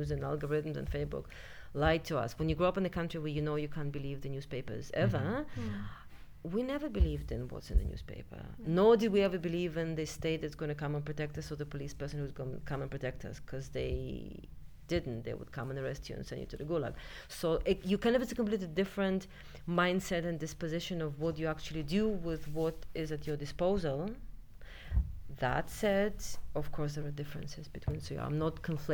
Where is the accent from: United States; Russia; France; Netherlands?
Russia; now in United Kingdom; when I grew up in Russia